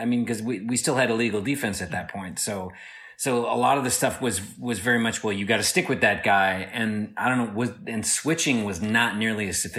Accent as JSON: {"language": "English", "town": "Flint", "region": "Michigan", "country": "United States", "moved": "yes", "lives_now": "Arizona, United States", "said": "I was born in Michigan, and I'm from Flint, and we moved out to Arizona in 1982. So I still rooted for the Pistons."}